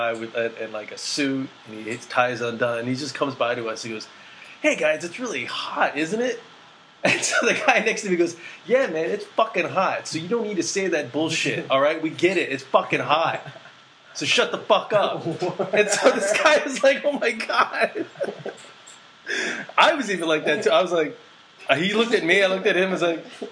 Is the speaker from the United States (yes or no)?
yes; United States; being Asian American